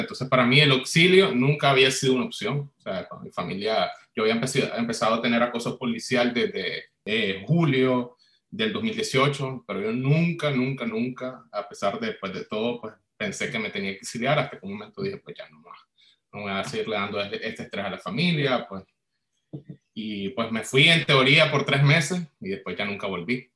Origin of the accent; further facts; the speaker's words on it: Nicaragua; moved away as an adult; now in Chile; Yo salí de Nicaragua en febrero del 2019